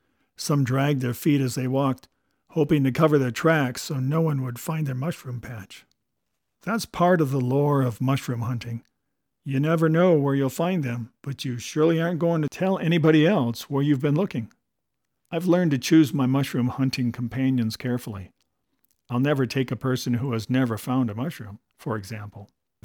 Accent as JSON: {"language": "English", "region": "Midwest", "country": "United States", "tie": "born or raised there", "said": "I grew up in the Midwest in the days when mushroom hunting was a heady blend of art, science, and religion."}